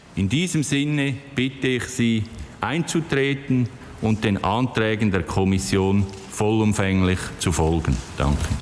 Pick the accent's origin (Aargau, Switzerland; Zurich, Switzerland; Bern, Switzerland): Zurich, Switzerland; Adliswil; Ich habe einen Hausteil können kaufen dort, wo ich herkomme, dort, wo ich mich wohlfühle, in Adliswil und wo ich sehr gerne lebe.